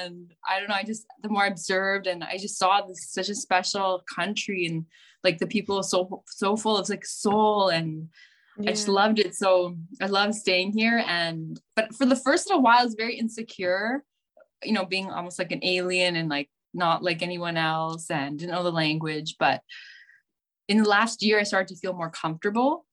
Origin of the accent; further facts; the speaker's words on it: Canada; moved away as an adult; now in Serbia; I'm a Canadian girl who was living in Canada all my life